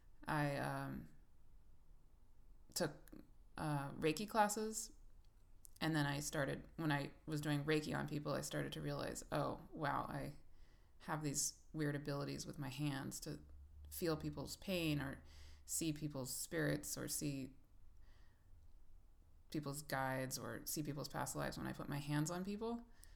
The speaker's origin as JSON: {"language": "English", "country": "Thailand", "tie": "born there", "also_born_or_lived": "Bangladesh / Pakistan / Kenya / United States", "said": "I grew up around the world. I was born in Thailand and lived in Bangladesh and Pakistan and Kenya as a kid, and the United States."}